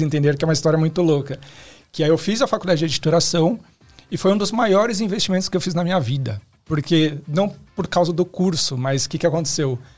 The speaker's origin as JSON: {"language": "Portuguese", "town": "Osasco", "region": "São Paulo", "country": "Brazil", "said": "diretamente de Osasco"}